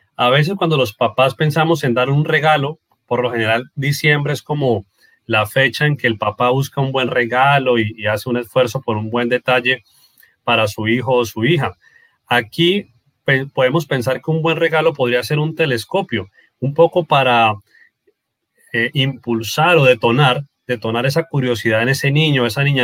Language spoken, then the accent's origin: Spanish; Norte de Santander, Colombia; nuestro departamento norte de Santander